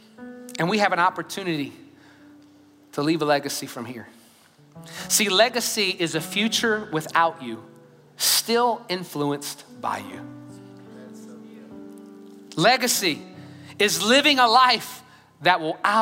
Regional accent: Louisiana, United States; now in Katy, United States; I'm from Louisiana, by the way, okay? Just in Texas now.

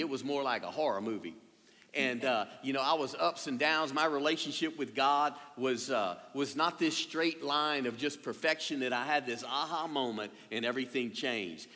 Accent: Louisiana, United States; being a Cajun and born and raised here

